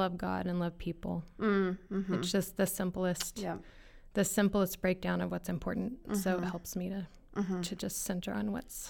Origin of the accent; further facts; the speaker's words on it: Lincoln, Nebraska, United States; I grew up in Lincoln, Nebraska.